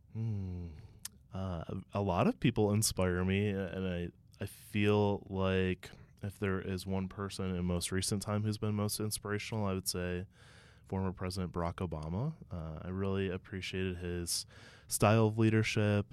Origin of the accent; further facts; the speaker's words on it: Ohio, United States; as someone who's born and raised in Ohio